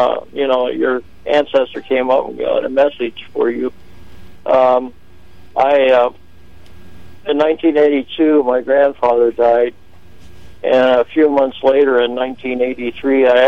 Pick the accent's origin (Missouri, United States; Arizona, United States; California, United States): Arizona, United States; Phoenix; I was born in Phoenix, Arizona in 1949